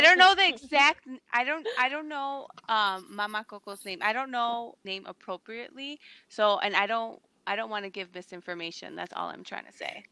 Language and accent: English; United States; I was born in the States